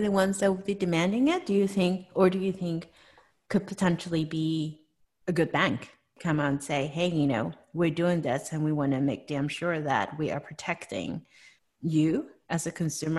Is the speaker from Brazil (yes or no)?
no; Hong Kong; now in United States; growing up in Hong Kong